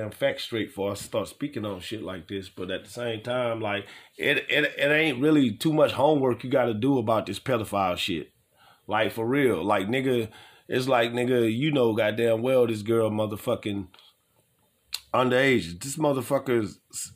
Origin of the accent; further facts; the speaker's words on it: New Orleans, Louisiana, United States; also born or lived in Nashville; New Orleans, y'all know, y'all my hometown